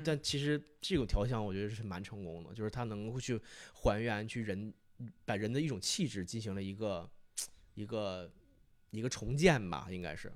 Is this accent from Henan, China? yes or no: no; Fushun, Liaoning, China; now in Beijing, China; 我的家乡是在美丽的辽宁省抚顺市